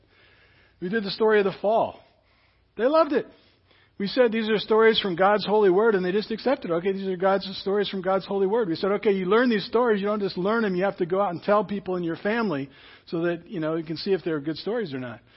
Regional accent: Seattle, Washington, United States; Where I grew up in West Seattle, Grace Baptist Church was just down the road

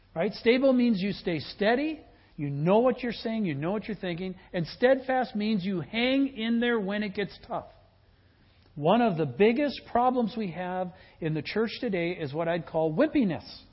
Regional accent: Midwest, United States; I come from the Midwest

